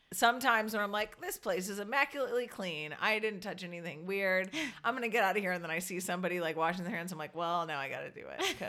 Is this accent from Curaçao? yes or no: yes; Curaçao; moved away; I grew up in Curacao, which is like basically a third world country island